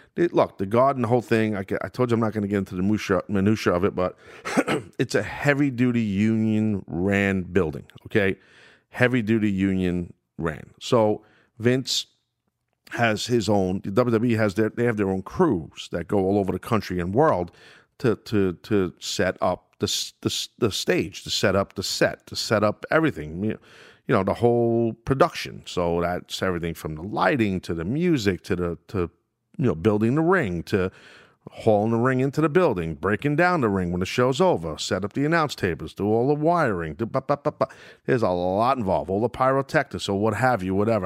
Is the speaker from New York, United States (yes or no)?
yes; New York, United States; my hometown of New York